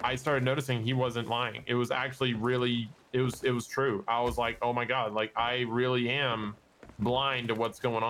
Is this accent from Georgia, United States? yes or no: yes; Macon, Georgia, United States; my hometown is called Macon, Georgia